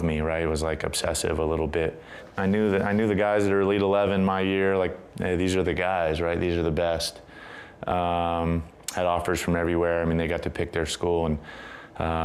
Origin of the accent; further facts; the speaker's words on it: San Diego, California, United States; I was growing up in San Diego